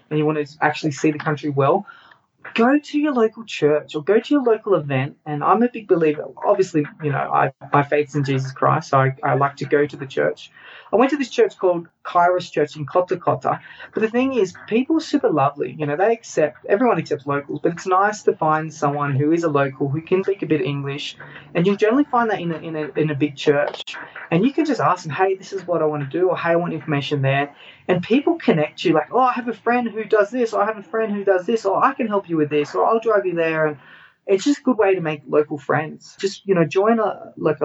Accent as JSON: {"language": "English", "country": "Australia", "moved": "as an adult", "said": "Okay, so I'm Australian. I left Australia"}